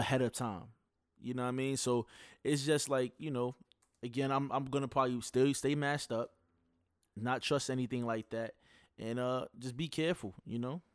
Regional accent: New York, United States; I'm from New York.

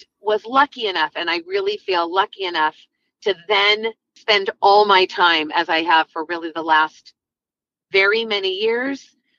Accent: Wichita, Kansas, United States; I was born in Wichita, Kansas.

